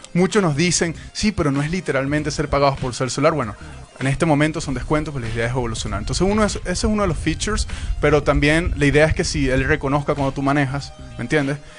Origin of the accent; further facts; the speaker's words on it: Venezuela; moved away; yo soy inmigrante, soy venezolano